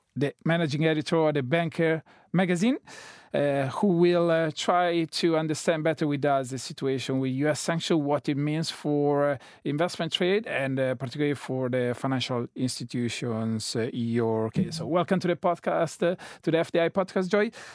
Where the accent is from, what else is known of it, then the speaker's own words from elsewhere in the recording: Italy; now in London, United Kingdom; I'm Italian citizen living in London.